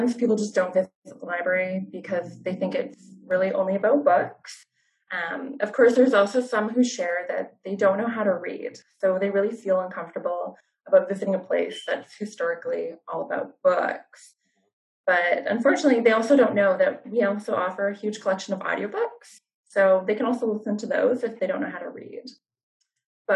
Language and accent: English; Fraser Valley and the Lower Mainland, British Columbia, Canada; I grew up in the Fraser Valley and the Lower Mainland